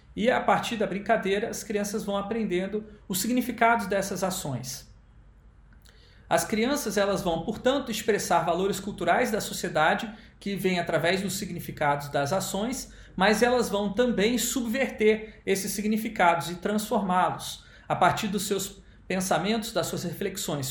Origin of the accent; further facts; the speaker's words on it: Rio de Janeiro, Brazil; cidade onde eu nasci, no Rio de Janeiro